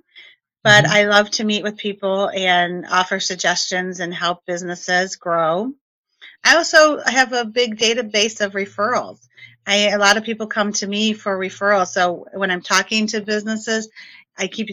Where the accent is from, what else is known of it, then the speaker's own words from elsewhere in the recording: Cleveland, Ohio, United States; now in Michigan, United States; I grew up in Cleveland, the Cleveland area